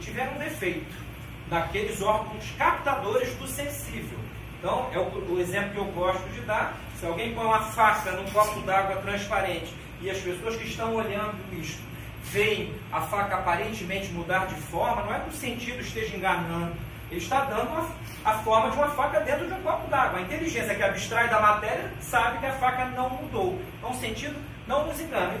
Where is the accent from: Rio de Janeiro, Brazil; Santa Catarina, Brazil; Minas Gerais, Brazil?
Rio de Janeiro, Brazil; sou carioca praticante, conheço a cidade do Rio, a história dela